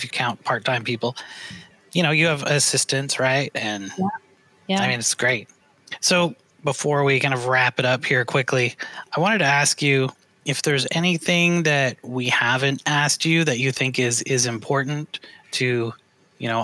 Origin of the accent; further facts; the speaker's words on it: Canada; moved away as an adult; now in United States; I came to the U.S. about the same time you did, because I'm from Canada originally